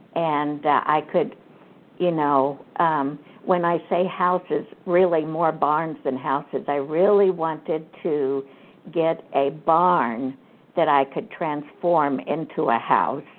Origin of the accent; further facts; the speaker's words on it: Kansas, United States; I grew up in Kansas on a farm